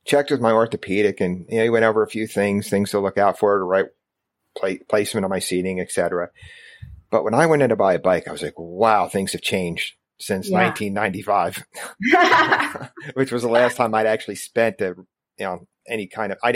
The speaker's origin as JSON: {"language": "English", "region": "New Jersey", "country": "United States", "tie": "born or raised there", "said": "I grew up in New Jersey"}